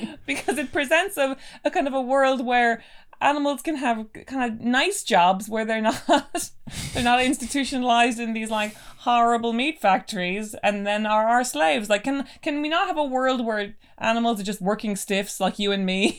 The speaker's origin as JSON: {"language": "English", "country": "Ireland", "tie": "born or raised there", "moved": "yes", "lives_now": "London, United Kingdom", "said": "growing up in Ireland"}